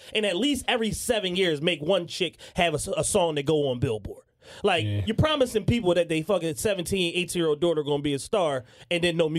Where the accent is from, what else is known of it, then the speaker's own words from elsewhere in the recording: Bronx, New York, United States; also born or lived in Morocco; I don't know, but I'm from the Bronx via Morocco.